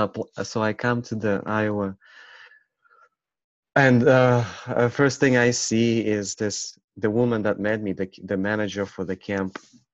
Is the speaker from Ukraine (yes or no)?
yes; Ukraine; English is a second language; it didn't make sense that I look dark, black, and I'm from Ukraine.